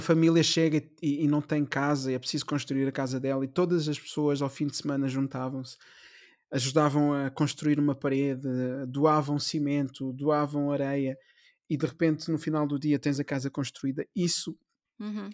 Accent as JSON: {"language": "Portuguese", "town": "Amadora", "region": "Lisbon", "country": "Portugal", "tie": "born or raised there", "said": "nasci na Amadora, mesmo uhum. em frente à estação da Amadora"}